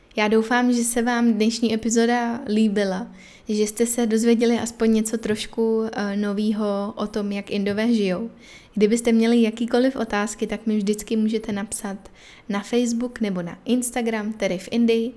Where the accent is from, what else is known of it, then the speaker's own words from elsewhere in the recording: Czechia; moved away as an adult; now in Chennai, India; jsem jako z Česka